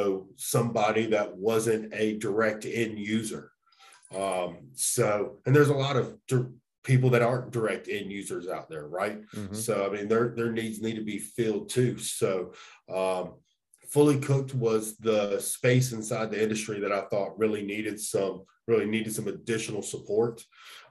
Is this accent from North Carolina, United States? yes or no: yes; North Carolina, United States; moved away as an adult; now in Dawson, Georgia, United States; I'm originally from North Carolina